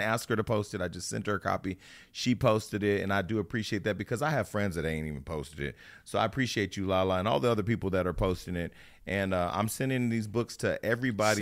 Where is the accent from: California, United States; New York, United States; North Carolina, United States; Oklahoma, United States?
California, United States; Stockton; moved away as an adult; also born or lived in Burbank / Hollywood; now in Los Angeles, United States; I'm from Stockton